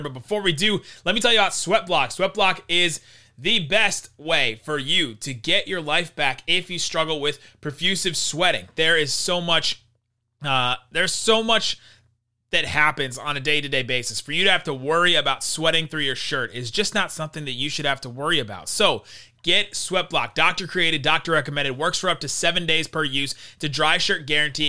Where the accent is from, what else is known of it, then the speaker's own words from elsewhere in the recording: Los Angeles, California, United States; moved away; also born or lived in Dallas; I was born in Los Angeles